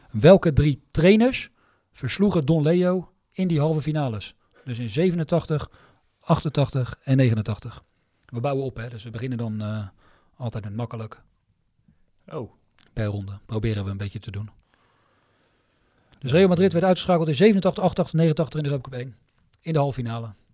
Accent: Netherlands; omdat ik ook uit Nederland kom.

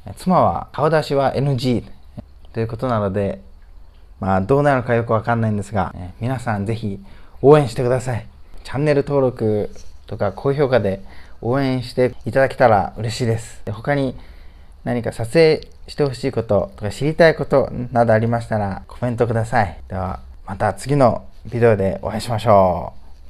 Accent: Japan; moved away as an adult; now in Ningbo, China; 日本で生まれて育ってるんですが

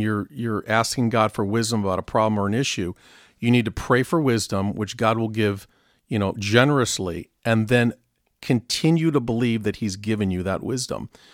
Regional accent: Southern California, United States; I grew up in Southern California

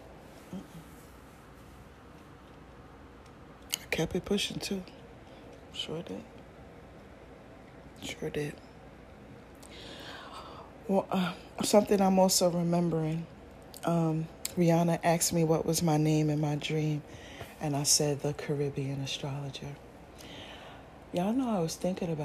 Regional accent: New York City, New York, United States; I'm a New Yorker

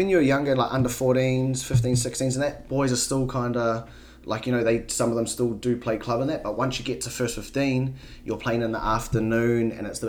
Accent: Auckland, New Zealand; I was from Auckland

